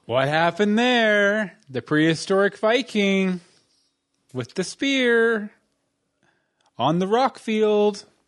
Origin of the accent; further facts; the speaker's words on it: Texas, United States; I grew up in Texas